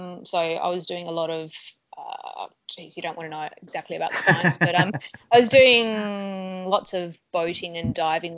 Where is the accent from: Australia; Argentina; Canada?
Australia; Tasmania; I'm from Tasmania, which is an island off the south coast of Australia